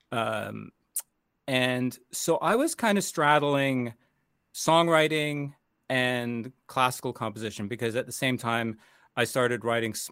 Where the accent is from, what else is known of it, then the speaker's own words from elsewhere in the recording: Toronto, Ontario, Canada; also born or lived in United States; I'm Canadian and American, um, but I started in Canada as um, really studying as a youngster um, classical composition at uh, the Royal Conservatory in Toronto